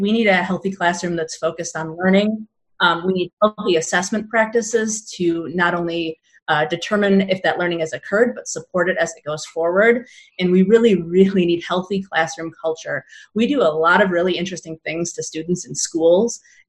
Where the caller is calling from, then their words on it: Illinois, United States; I am joining you from the blissfully warm Chicago suburbs.